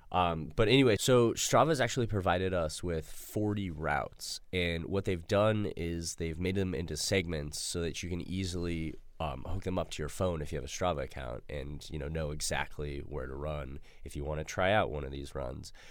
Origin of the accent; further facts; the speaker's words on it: Denver, Colorado, United States; I'm from Denver